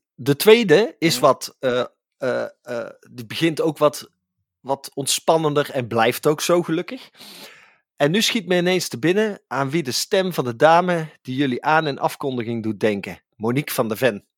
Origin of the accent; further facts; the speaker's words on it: Tilburg, North Brabant, Netherlands; voor ons Tilburgers